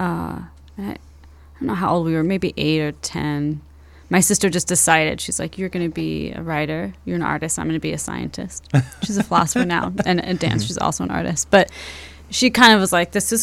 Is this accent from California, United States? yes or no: yes; Fresno, California, United States; moved away as an adult; now in Chicago, United States; we grew up in Fresno, California, in the valley